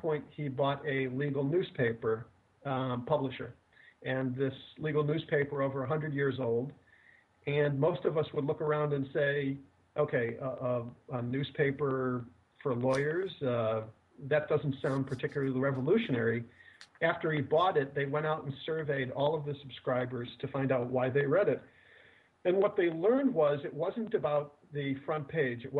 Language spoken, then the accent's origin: English; Midwest, United States; I come from the Midwest. I live outside Chicago